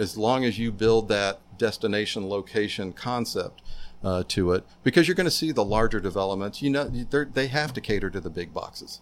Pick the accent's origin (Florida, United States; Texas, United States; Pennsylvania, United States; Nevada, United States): Florida, United States; Tampa; moved away; my South Tampa, where I grew up